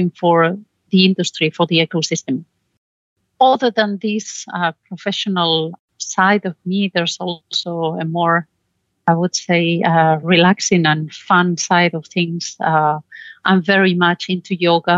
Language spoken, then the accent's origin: English; Spain; moved away as an adult; now in Belgium; I'm originally from Spain.